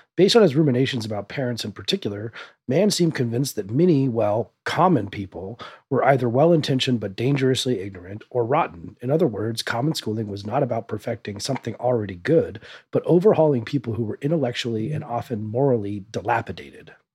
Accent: Denver, Colorado, United States; I grew up in South Denver metro area

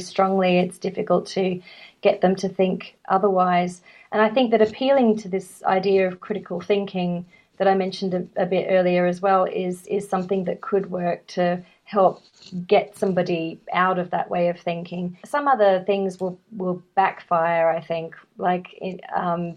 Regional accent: Australia; I'm from Australia

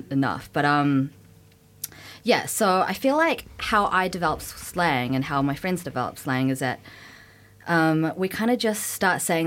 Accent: New Zealand; now in United Kingdom; So I grew up in New Zealand

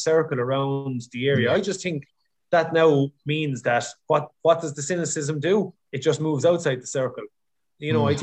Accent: Ireland; We're Irish people

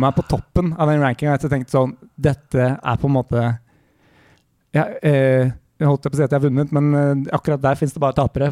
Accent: Larvik, Vestfold, Norway; i Larvik, der jeg vokste opp

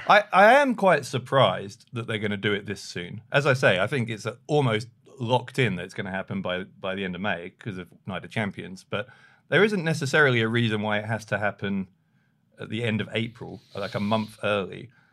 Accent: London, United Kingdom; I'm from London

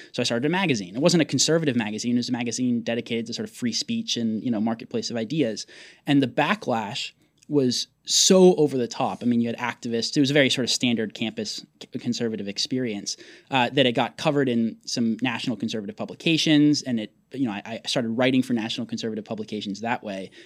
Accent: Portland, Oregon, United States; my brother and I both became conservative growing up in Portland

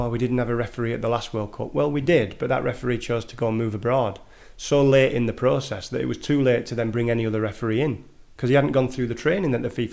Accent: England, United Kingdom; moved away as an adult; now in Norway; I'm English

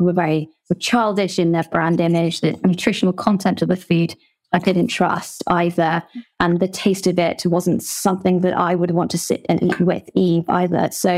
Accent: South West England, United Kingdom; So I grew up in Somerset. My family actually moved there when I was 9 years old and decided to start running a bed and breakfast, which was very much a family-run business.

